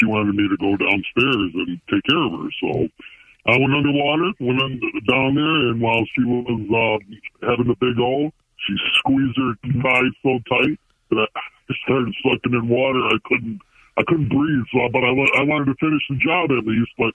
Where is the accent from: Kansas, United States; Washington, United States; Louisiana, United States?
Louisiana, United States; New Orleans; I'm from New Orleans